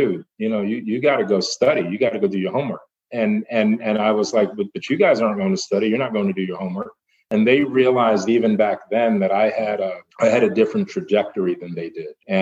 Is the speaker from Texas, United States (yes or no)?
no; New York, United States; I grew up in New York